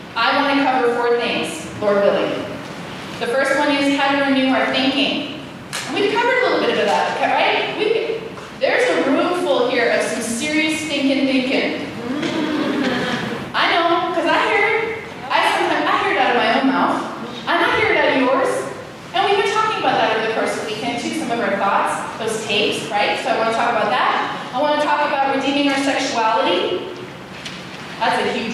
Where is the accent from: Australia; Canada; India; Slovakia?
Canada; I'm from Canada